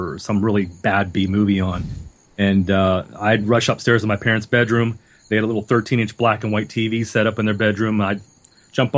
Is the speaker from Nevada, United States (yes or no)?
no; Pennsylvania, United States; also born or lived in Ohio; I moved back to Pennsylvania about a year after moving to Ohio. My father passed away from cancer, so I came back home to help with my family.